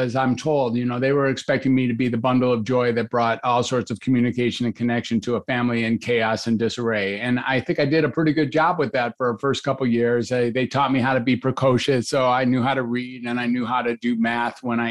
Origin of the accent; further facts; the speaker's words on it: Detroit, Michigan, United States; also born or lived in Ann Arbor, Michigan; I grew up in Detroit and I went to the University of Michigan